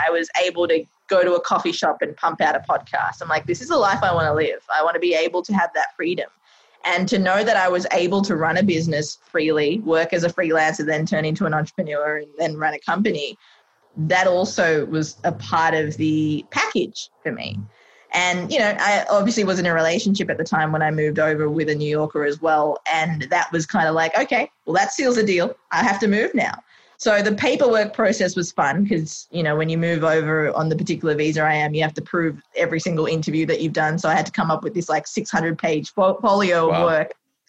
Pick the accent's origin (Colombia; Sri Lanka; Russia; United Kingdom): Sri Lanka; now in Australia; I'm like, Australia. It's like, are you originally from there? I'm like, no, I'm from Sri Lanka.